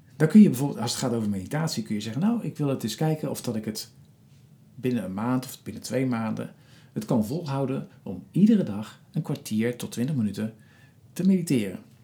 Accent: Rotterdam, South Holland, Netherlands; in mijn geboortestad Rotterdam

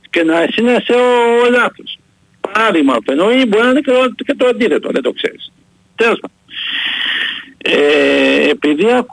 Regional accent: Greece; να πούμε ένα με πολύ μεγάλο και θερμό ευχαριστώ ως Έλληνας και ως φίλαθος στον Νίκο τον Γκάλη

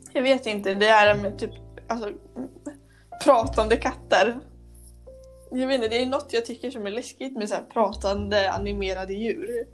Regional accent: Motala, Östergötland, Sweden; hemma i Motala

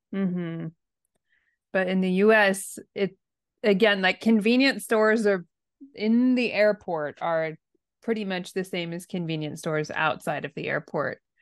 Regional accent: United States; now in Japan; I'm American, and I'm living in Japan

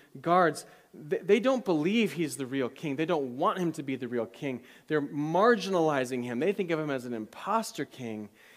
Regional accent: United States; as an American

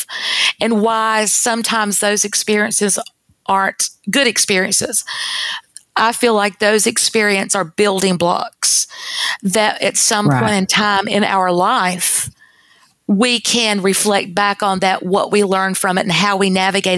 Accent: North Carolina, United States; moved away as an adult; now in Texas, United States; my home state is North Carolina

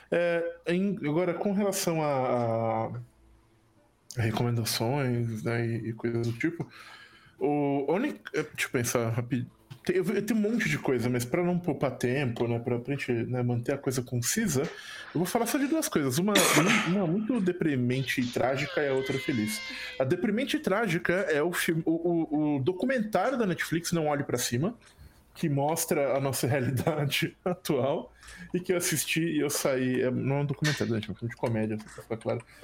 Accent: São Paulo, Brazil; eu sou uma pessoa paulista

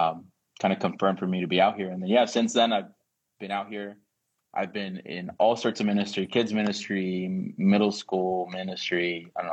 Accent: Virginia, United States; moved away as an adult; now in Arizona, United States; I am like a son of Washington Apostolic Church. That's where I come from. I was born and raised there.

